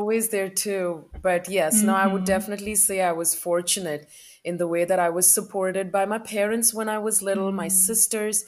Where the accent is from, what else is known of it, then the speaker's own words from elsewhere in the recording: South India, India; moved away as an adult; now in United States; I grew up in India and I moved here to the United States in 2004.